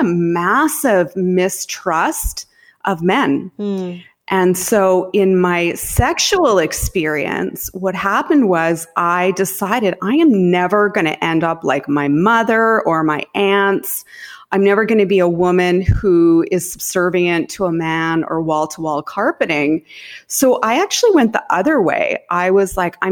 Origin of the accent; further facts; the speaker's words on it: Saskatchewan, Canada; I grew up in Saskatchewan in Canada